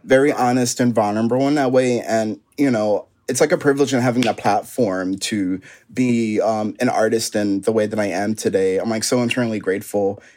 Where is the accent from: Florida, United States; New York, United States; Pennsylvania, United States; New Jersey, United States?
Pennsylvania, United States; Philadelphia; stay in Philly. Like, all my family's here, my inspiration. So much of my inspiration comes from my hometown